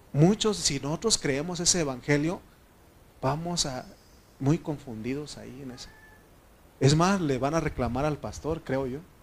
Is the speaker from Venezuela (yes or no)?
no; Mexico; como buen mexicano